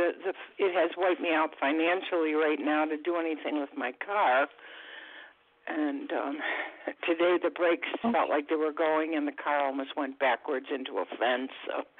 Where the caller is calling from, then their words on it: Florida, United States; I'm calling from Florida.